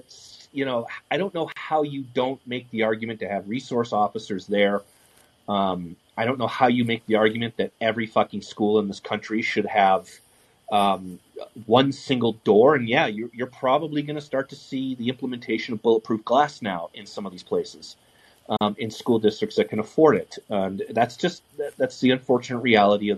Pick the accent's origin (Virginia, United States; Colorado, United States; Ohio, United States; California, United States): Colorado, United States; 15 miles from Columbine; I grew up, and at the time I was 15 miles from Columbine